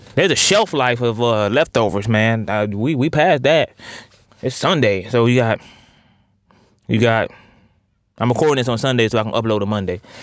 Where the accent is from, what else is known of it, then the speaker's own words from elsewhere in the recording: Ohio, United States; I'm from Ohio